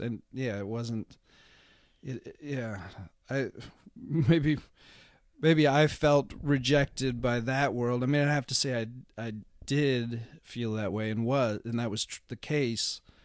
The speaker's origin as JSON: {"language": "English", "town": "Seattle", "region": "Washington", "country": "United States", "tie": "born or raised there", "said": "I grew up in Seattle."}